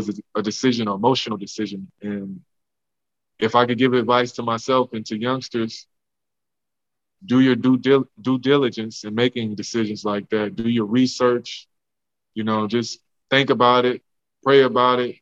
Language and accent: English; Homer, Louisiana, United States; the house I grew up in Louisiana, in Homer